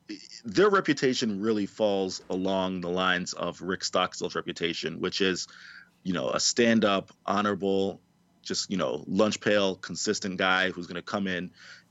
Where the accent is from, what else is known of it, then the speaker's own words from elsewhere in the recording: the South, United States; also born or lived in the Midwest; as a Southerner